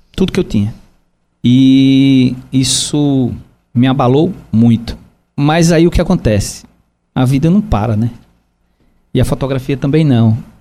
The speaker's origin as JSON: {"language": "Portuguese", "town": "João Pessoa", "region": "Paraíba", "country": "Brazil", "said": "Eu sou de João Pessoa, amo João Pessoa, comecei minha vida de fotografia em João Pessoa"}